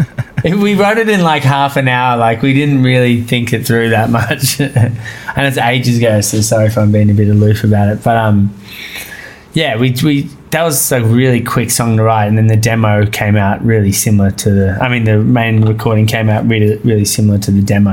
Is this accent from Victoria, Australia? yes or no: no; Brisbane, Queensland, Australia; I was born in Auchenflower, which is like 6 kilometres from where I live